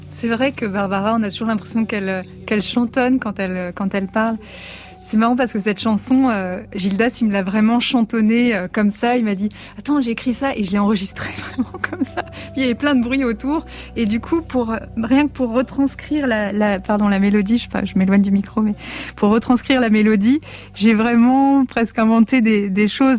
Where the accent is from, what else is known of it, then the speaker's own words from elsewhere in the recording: Alsace, Grand Est, France; je suis alsacienne